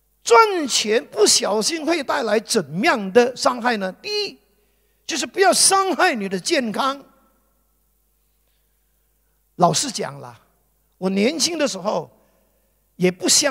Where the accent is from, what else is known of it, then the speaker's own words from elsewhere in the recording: Guangdong, China; 就好像我们广东人所讲的，没有那么大的头，就想要戴这么大的帽子。